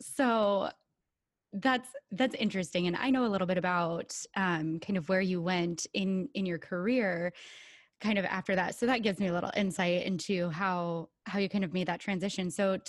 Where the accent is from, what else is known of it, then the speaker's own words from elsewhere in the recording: Connecticut, United States; from Connecticut.